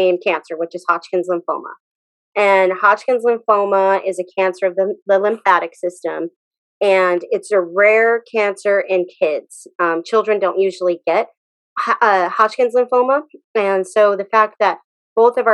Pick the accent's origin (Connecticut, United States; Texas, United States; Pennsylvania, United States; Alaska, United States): Texas, United States; Abilene; we met at school, Lincoln Middle School, Abilene, Texas